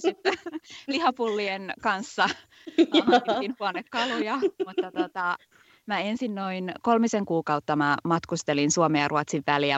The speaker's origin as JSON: {"language": "Finnish", "town": "Vantaa", "region": "Uusimaa", "country": "Finland", "also_born_or_lived": "England", "moved": "as an adult", "lives_now": "Sweden", "said": "Mä oon Vantaalta alun perin kotoisin"}